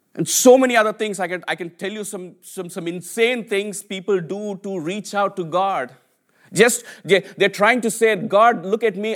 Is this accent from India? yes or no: yes; India; English is a second language; moved away as an adult; now in United Kingdom; I came from India, right? I, I, I, I, my English was my third language